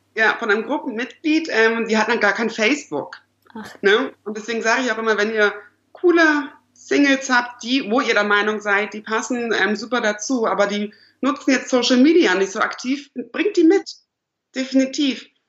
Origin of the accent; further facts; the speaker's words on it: Lüneburg, Lower Saxony, Germany; moved away as an adult; now in Berlin, Germany; ich komme ursprünglich aus Niedersachsen, Lüneburg, Uelzen, die Ecke